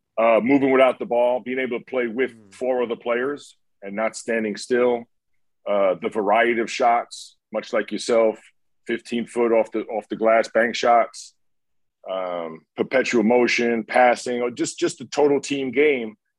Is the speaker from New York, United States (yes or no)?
yes; New York, United States; growing up in New York